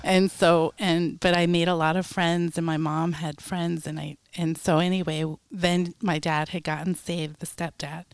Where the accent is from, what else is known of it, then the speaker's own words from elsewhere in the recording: Westwood, New Jersey, United States; moved away; was born in Westwood, New Jersey.